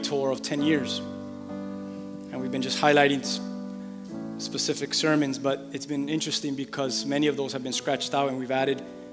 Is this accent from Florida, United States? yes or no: yes; Miami, Florida, United States; I'm from Miami, with Cuban parents